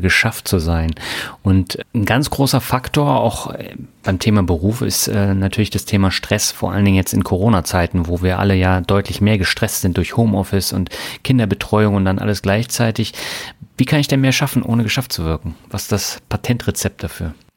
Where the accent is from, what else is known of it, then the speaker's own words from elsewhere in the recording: Germany; wir als Deutsche